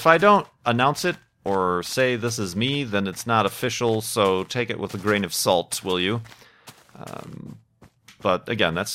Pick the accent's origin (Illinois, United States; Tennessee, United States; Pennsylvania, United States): Illinois, United States; Chicago; moved away; I'm from Chicago. That's kind of an identifying factor for me.